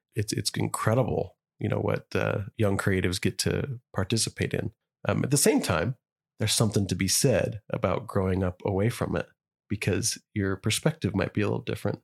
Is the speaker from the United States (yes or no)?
yes; Idaho, United States; me and you are growing up in Idaho